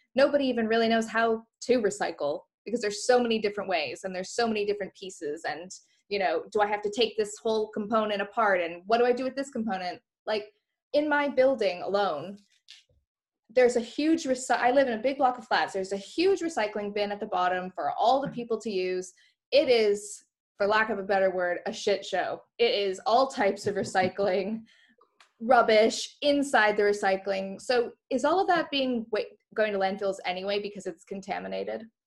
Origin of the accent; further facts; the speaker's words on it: Canada; moved away; I grew up in Canada